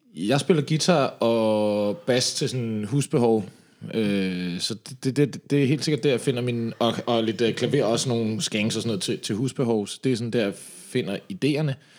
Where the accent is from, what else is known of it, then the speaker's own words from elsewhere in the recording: Slagelse, Zealand, Denmark; now in Copenhagen, Denmark; jeg kommer fra Slagelse af